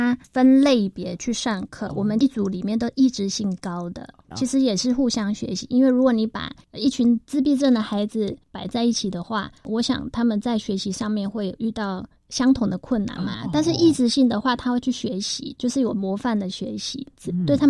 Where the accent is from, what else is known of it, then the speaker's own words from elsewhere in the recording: Kaohsiung, Taiwan; moved away as an adult; also born or lived in Taipei; now in Taichung, Taiwan; 我是高雄人